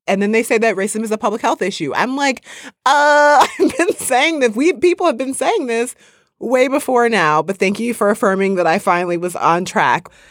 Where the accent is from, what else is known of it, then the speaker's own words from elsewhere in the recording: Midwest, United States; I grew up in the Midwest